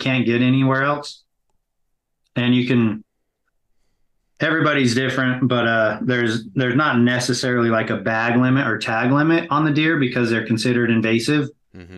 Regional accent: Salt Lake City, Utah, United States; here in Salt Lake. So this is right in my hometown

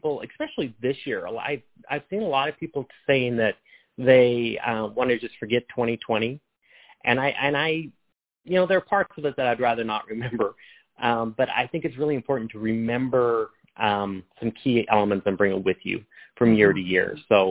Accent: Montana, United States; I came from Montana.

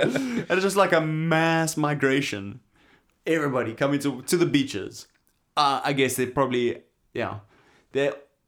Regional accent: Knysna, Western Cape, South Africa; I remember there growing up in Knysna... We would talk about the Valleys, the people from the Transvaal, right?

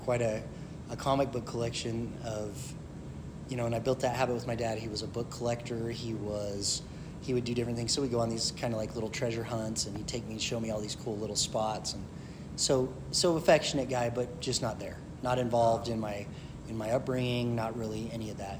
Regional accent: Kaysville, Utah, United States; also born or lived in St. Louis / Denver; I grew up here in Utah. Uh, was an army brat, you know, at a young age

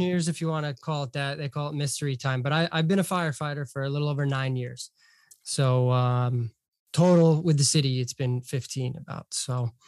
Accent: Hartford, Connecticut, United States; also born or lived in Boston; now in Long Beach, United States; I'm from Hartford, Connecticut originally

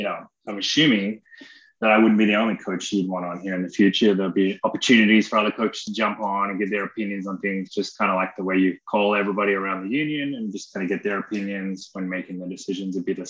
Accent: Australia; also born or lived in Seattle; now in Orlando, United States; I grew up in Australia.

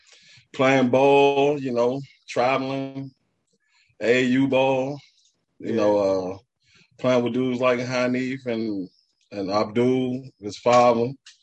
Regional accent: Washington, District of Columbia, United States; I was from Lincoln Heights

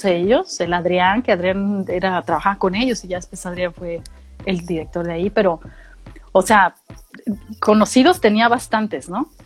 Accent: Mexicali, Baja California, Mexico; moved away as an adult; also born or lived in San Luis Potosí; now in Australia; yo viví, yo crecí en Mexicali y Baja California. Mi familia migró para allá. Y a los quince años yo regreso a San Luis Potosí

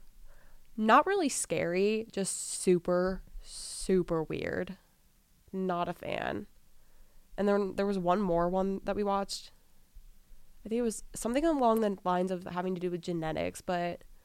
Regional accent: Kansas City, United States; I'm from Kansas City

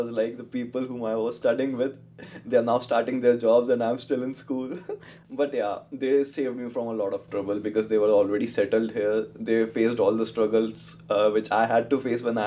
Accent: New Delhi, Delhi, India; moved away as an adult; also born or lived in Chandigarh, India; now in Abbotsford, Canada; I was born in New Delhi, India. So, grew up there. I did my schooling from there

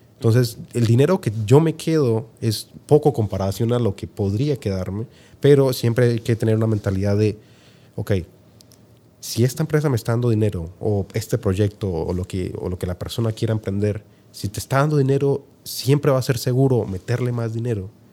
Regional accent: Colombia; moved away as an adult; also born or lived in Argentina; now in Utah, United States; haber nacido en Colombia

